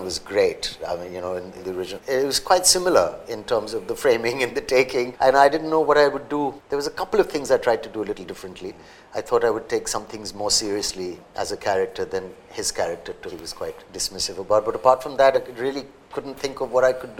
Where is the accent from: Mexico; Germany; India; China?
India; Mumbai, Maharashtra; growing up in Bombay back in the day